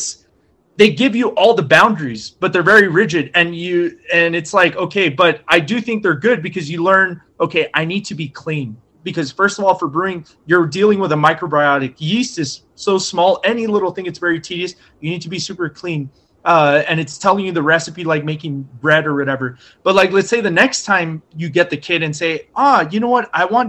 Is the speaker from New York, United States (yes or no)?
no; Texas, United States; we're from Texas.